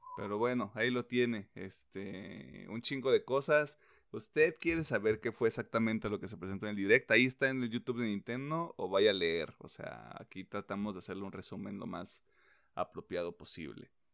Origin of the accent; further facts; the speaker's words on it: Mexico; soy mexicano